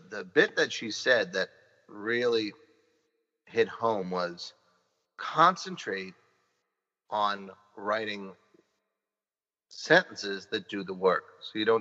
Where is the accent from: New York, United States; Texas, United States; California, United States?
New York, United States; New York City; I grew up in the Bronx